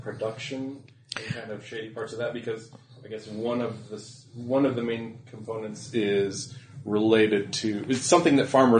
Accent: Midwest, United States; also born or lived in Iowa; As a Midwesterner

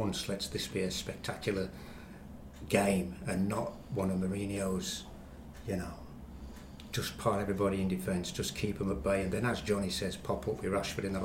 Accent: Walsall, West Midlands, United Kingdom; I was born and bred in Walsall

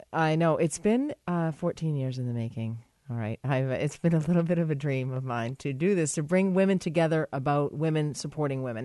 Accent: United States; I'm an American

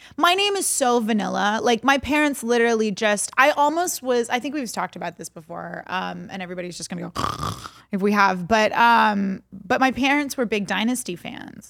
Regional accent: Texas, United States; I'm from Texas

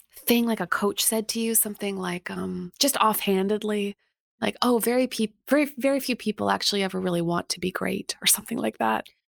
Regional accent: Canada; I'm Canadian

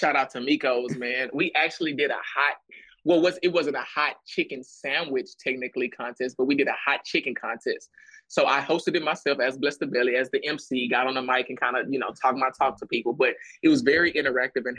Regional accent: Texas, United States; being from Texas

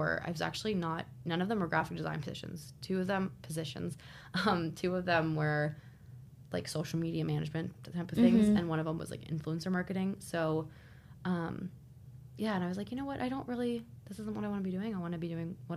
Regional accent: South Carolina, United States; moved away as an adult; now in New York City, United States; I'm from South Carolina, so I'm used to the heat

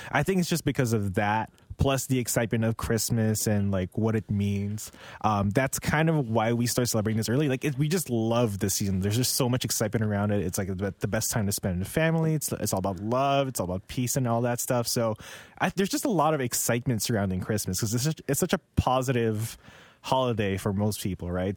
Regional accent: Philippines; now in Canada; I grew up in the Philippines

